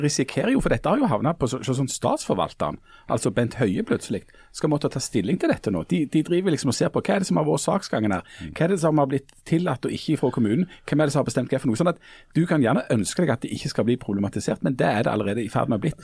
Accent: Bryne, Rogaland, Norway; Jeg er jo ifra Bryne sentrum

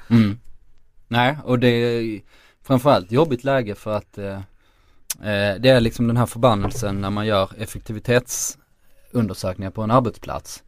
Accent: Skåne, Sweden; accent: Scanian; tolka min skånska

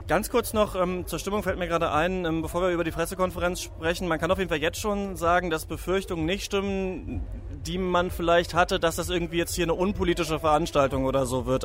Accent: Rostock, Mecklenburg-Vorpommern, Germany; ich bin Rostocker, bin in, bin in Rostock geboren

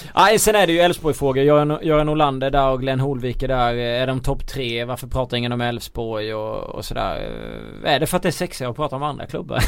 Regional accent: Småland, Sweden; som smålänning

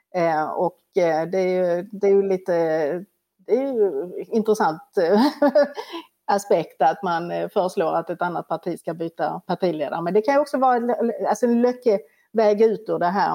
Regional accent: Sweden; vi som svenskar

